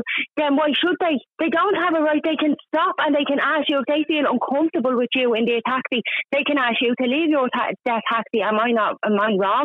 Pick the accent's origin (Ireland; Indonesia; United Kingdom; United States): Ireland; Dublin, Leinster; I'm from Ballymun.